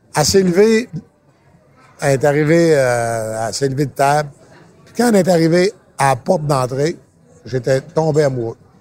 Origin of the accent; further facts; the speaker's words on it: Saint-David-de-Falardeau, Quebec, Canada; je viens de Saint-David de Falardeau